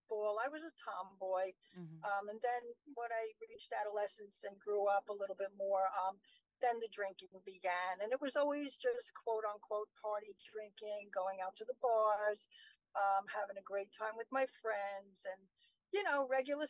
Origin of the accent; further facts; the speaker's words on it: New York City, New York, United States; moved away as an adult; now in Shirley, United States; I was born in Brooklyn, New York. So, from a city called Bay Ridge